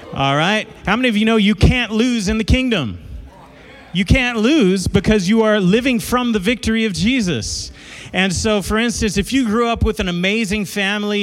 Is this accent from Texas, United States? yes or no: yes; Dallas, Texas, United States; now in Amarillo, United States; I grew up in South Dallas, a neighborhood called South Oak Cliff. And but I moved to Amarillo in 99, been there ever since